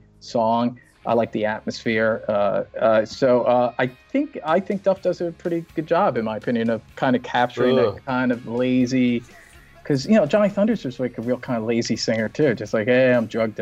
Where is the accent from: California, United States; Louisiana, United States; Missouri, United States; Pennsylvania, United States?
Pennsylvania, United States; Philadelphia; I'm from Philly, so I know what Philly guys sound like